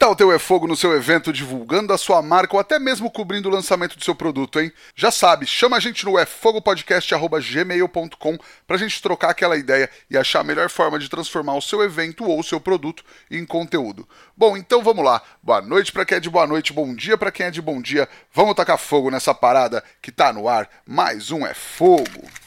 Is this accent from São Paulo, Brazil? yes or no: yes; Penápolis, São Paulo, Brazil; eu sou do interior de São Paulo, de Penápolis, aqui região de Araçatuba